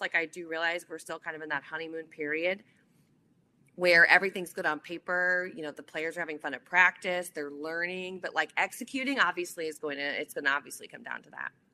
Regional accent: New Orleans, Louisiana, United States; moved away; also born or lived in Nashville; my hometown

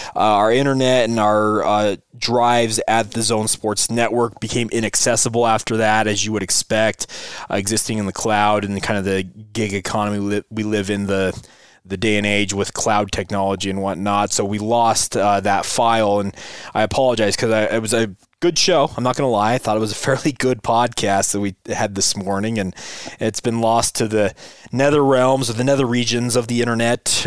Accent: Utah, United States; I grew up here in Utah.

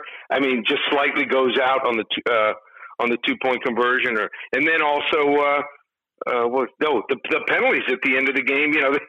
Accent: Miami, Florida, United States; born or raised there

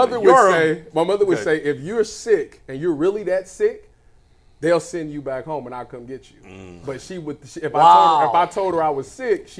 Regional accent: Cleveland, Ohio, United States; now in Columbus, United States; I'm from the east side, too.

